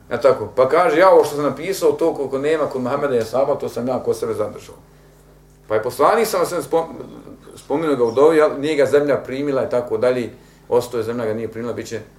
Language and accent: Croatian; Bosnia & Herzegovina; kod nas u Bosni